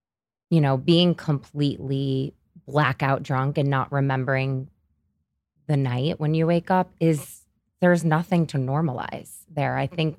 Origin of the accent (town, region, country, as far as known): Syracuse, New York, United States; born or raised there; moved away as an adult; now in New York City, United States